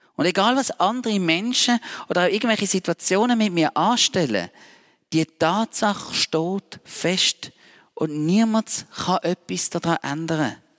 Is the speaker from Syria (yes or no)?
no; Switzerland; Als Schweizer Bürger